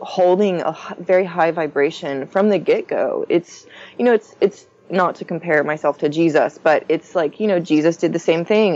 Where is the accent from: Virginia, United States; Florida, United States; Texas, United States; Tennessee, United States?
Texas, United States; Houston; growing up in the Houston suburbs